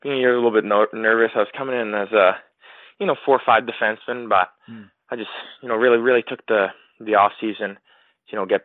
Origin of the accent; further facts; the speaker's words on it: Mission, British Columbia, Canada; I grew up in, you know, a small town in Mission, British Columbia, about 45 minutes away from Chilliwack